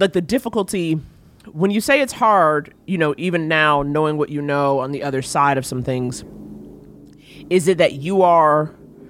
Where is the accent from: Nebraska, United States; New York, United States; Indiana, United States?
New York, United States; New York City; growing up in New York City